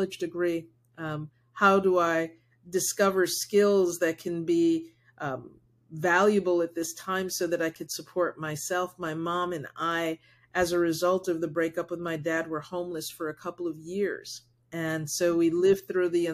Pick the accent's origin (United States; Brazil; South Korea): United States; first language Spanish; English is a second language; someone who is Black raised in the United States